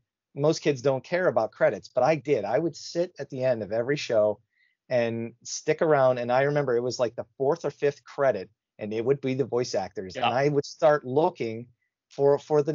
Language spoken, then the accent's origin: English; Pittsburgh, Pennsylvania, United States; I'm from the Pittsburgh area